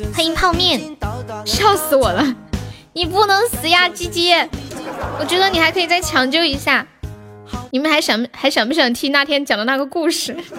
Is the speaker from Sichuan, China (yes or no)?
yes; Sichuan, China; accent: Sichuanese; 我们四川话讲花就是 H 会发那个 F 的音